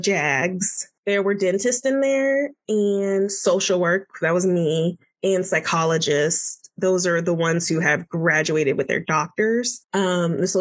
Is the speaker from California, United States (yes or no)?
no; Florida, United States; moved away as an adult; also born or lived in Washington, D.C.; I'm from Florida and I was in DC for my residency.